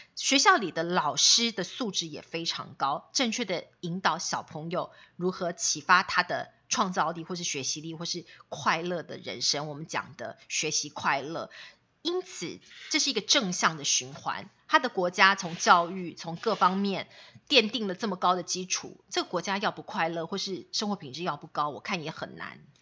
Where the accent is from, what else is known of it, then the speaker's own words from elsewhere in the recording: Taiwan; 我们台湾人